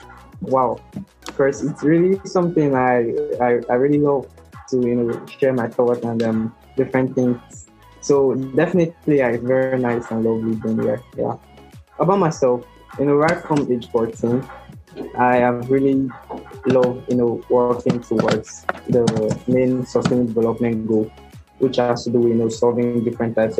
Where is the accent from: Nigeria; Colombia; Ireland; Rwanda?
Nigeria; I'm from Nigeria